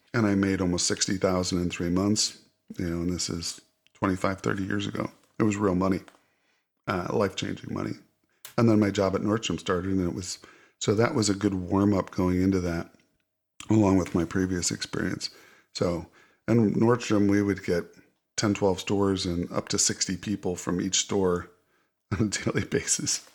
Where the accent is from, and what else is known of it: Hinsdale, Illinois, United States; born or raised there